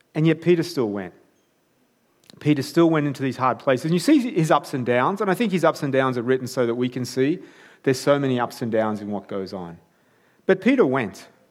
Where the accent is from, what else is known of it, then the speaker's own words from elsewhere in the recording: Armidale, New South Wales, Australia; I grew up in Armidale.